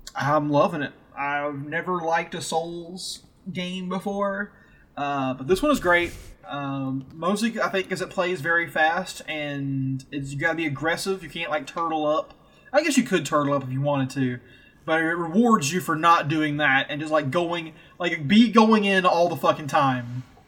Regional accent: the South, United States; I'm from the South. We're all from the South

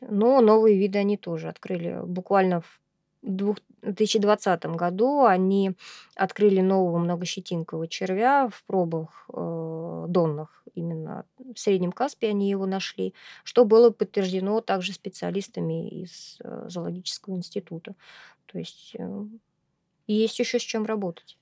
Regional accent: Astrakhan, Astrakhan Oblast, Russia; я являюсь коренной астраханкой, и выросла, родилась и выучилась я здесь

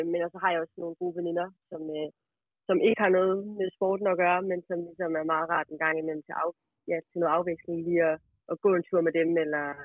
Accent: Aalborg, North Denmark Region, Denmark; der, hvor jeg kommer fra, der går man jo i gaden og i Aalborg.

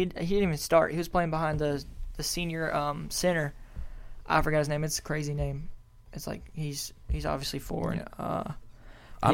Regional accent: Arkansas, United States; because we live in Arkansas. We're from Arkansas.

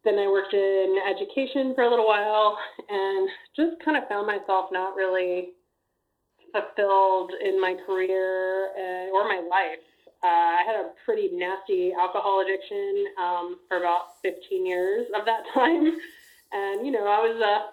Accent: Amarillo, Texas, United States; also born or lived in Austin, Texas; I'm from Texas. Just like you. I grew up in Amarillo

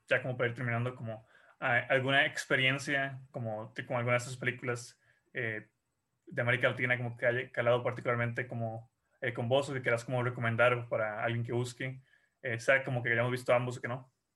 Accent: Costa Rica

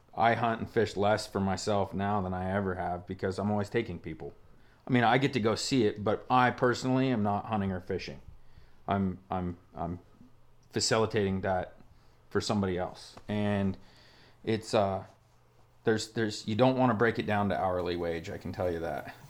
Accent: Stillwater Marsh, Nevada, United States; moved away; where you and I grew up hunting in the Stillwater Marsh in Nevada

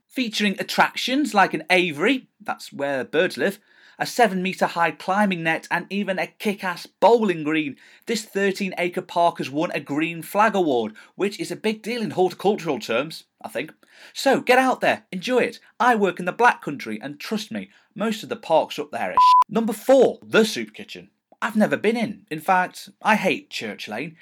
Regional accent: Stafford, West Midlands, United Kingdom; I am proud to say I come from this town and I am proud to say that I come from Stafford

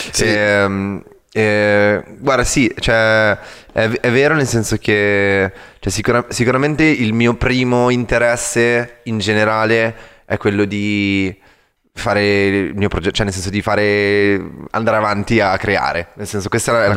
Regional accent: Milan, Lombardy, Italy; moved away as an adult; also born or lived in London; sono cresciuto a Milano

